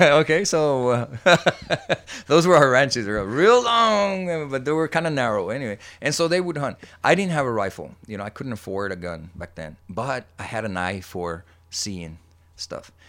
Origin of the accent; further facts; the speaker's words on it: Texas, United States; also born or lived in Laredo, Texas; born and raised in Heronville, Texas